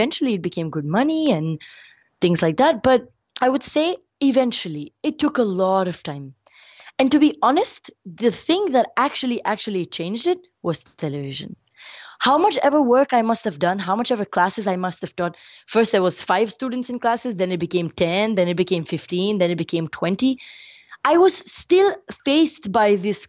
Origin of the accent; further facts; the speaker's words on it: India; I'm brown skin, I'm Indian